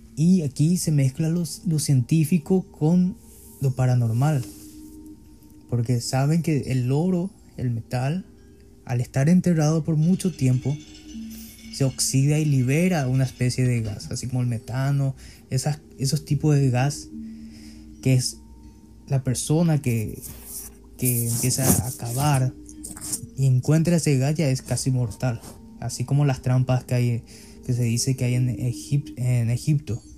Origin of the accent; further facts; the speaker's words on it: Paraguay; en mi país